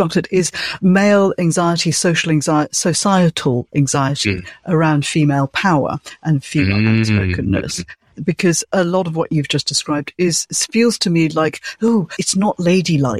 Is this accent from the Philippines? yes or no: no; Malaysia; I'm from Malaysia